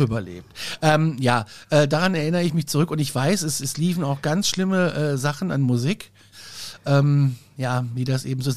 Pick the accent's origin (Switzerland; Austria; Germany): Germany; Gudensberg, Hesse; ich bin ja in, in Nordhessen groß geworden, in einer ja. Kleinstadt namens Gudensberg